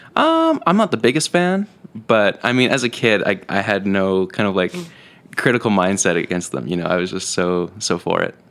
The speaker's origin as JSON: {"language": "English", "town": "Penticton", "region": "British Columbia", "country": "Canada", "tie": "born or raised there", "moved": "as an adult", "lives_now": "Kelowna, Canada", "said": "originally I was born in Penticton, born and raised."}